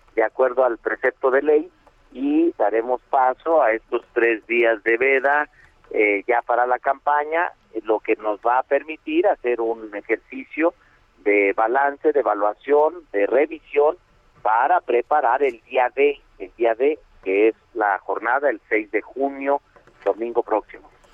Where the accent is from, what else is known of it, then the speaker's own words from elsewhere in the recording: Fresnillo, Zacatecas, Mexico; voto históricamente en el municipio de Fresnillo, de donde soy oriundo. Yo soy de Plateros